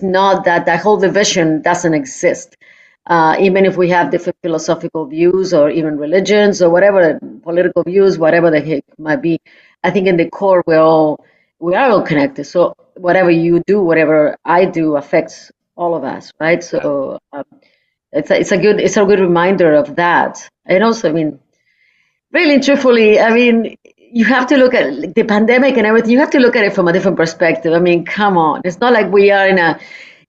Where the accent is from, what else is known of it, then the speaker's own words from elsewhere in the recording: Uruguay; now in Toronto, Canada; I'm from Uruguay